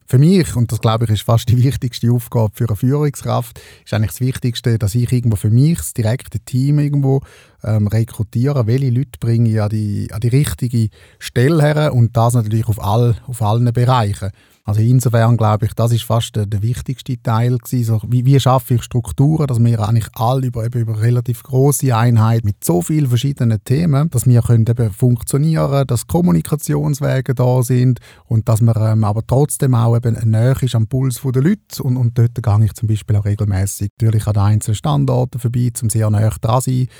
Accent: Eastern Switzerland, Switzerland; in der Ostschweiz, wo ich aufgewachsen bin

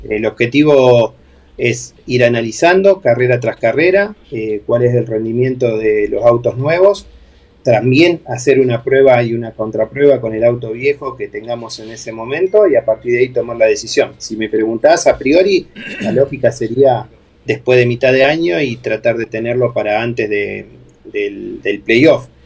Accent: Argentina

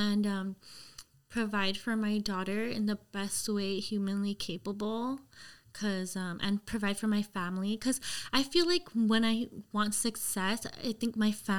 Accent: Los Angeles, California, United States; also born or lived in Glendale, California; From LA. Yeah. Okay. I grew up in Lincoln Heights

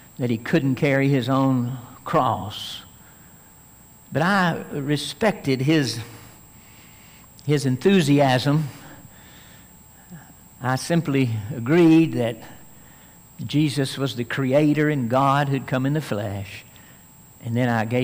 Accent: Tennessee, United States; I grew up in Tennessee

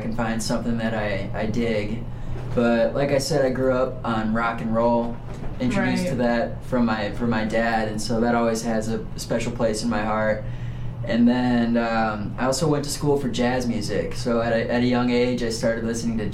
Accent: Chicago, Illinois, United States; moved away as an adult; now in Nashville, United States; I am originally from Chicago, Illinois. Grew up in the suburbs

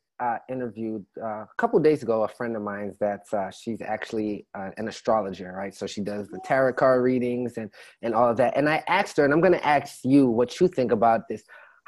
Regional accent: Jamaica; growing up, at least for me, and I'm also of a Caribbean background, I'm Jamaican.

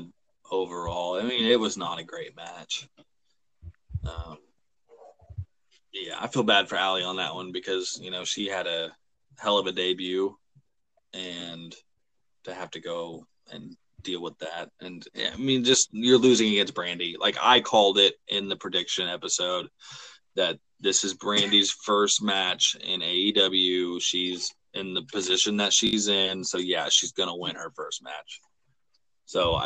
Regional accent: Oklahoma, United States; we're from Oklahoma

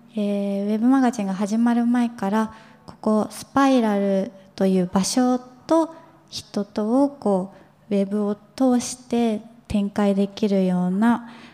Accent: Kawasaki, Kanagawa, Japan; 私自身が川崎出身なので

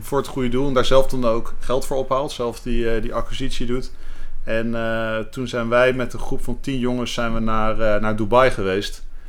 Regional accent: The Hague, South Holland, Netherlands; moved away as an adult; also born or lived in Rotterdam; now in Amsterdam, Netherlands; ik ben geboren en getogen in Den Haag.

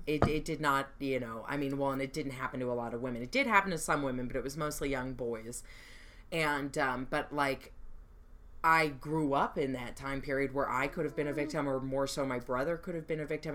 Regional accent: Long Beach, California, United States; also born or lived in Orange County; I'm from Long Beach

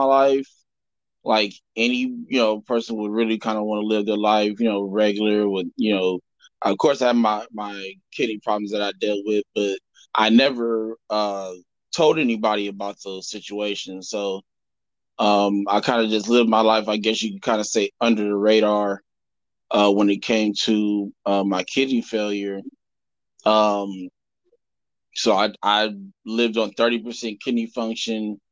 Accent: Los Angeles, California, United States; I'm from Los Angeles, California.

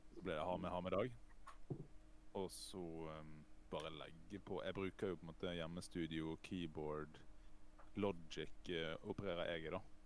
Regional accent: Os, Vestland, Norway; jeg er jo fra Os sør for Bergen

